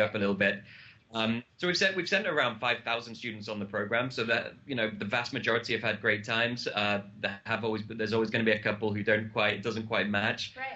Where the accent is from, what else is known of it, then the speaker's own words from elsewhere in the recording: United Kingdom; I'm British